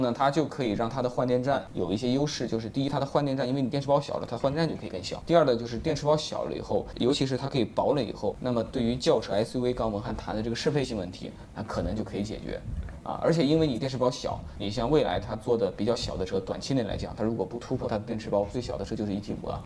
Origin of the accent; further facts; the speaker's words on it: Hubei, China; 我在湖北石岩长大